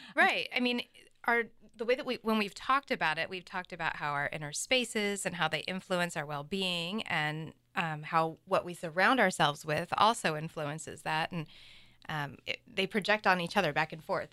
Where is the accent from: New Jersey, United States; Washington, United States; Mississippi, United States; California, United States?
Washington, United States; Seattle; now in Vashon Island, United States; I was born and raised in Seattle and was living in West Seattle